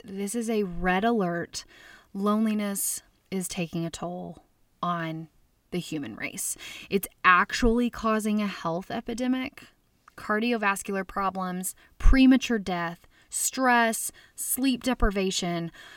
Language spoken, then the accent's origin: English; Little Rock, Arkansas, United States; I grew up in Little Rock, Arkansas